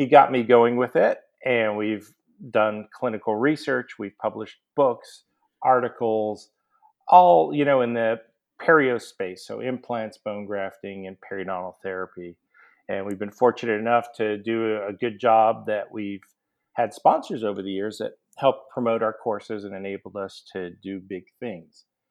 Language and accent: English; Montreal, Quebec, Canada; moved away as an adult; also born or lived in New Orleans, United States; now in Atlanta, United States; I grew up in Montreal, went to McGill University for undergrad, dental, and a residency